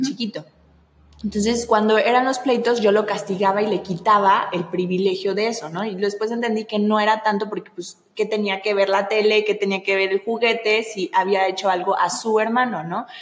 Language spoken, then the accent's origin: Spanish; Veracruz, Mexico; yo soy veracruzana, entonces yo traigo como la sangre así